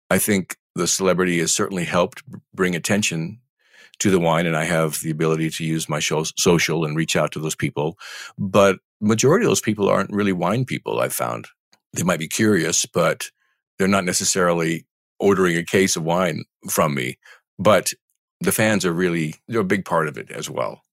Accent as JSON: {"language": "English", "region": "Eastern Washington", "country": "United States", "tie": "born or raised there", "said": "I grew up in Eastern Washington, oblivious to the wine"}